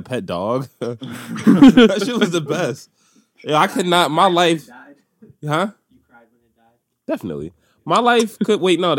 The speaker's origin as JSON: {"language": "English", "town": "Philadelphia", "region": "Pennsylvania", "country": "United States", "said": "I'm, like, a 3rd and Wolf boy."}